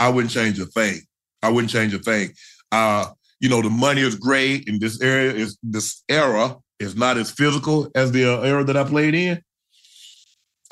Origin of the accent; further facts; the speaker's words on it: Georgia, United States; I'm from Georgia